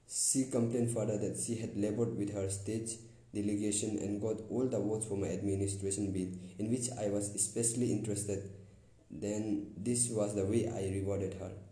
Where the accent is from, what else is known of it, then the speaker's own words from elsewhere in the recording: Concord, Massachusetts, United States; born there; See, I was born in Concord, Massachusetts.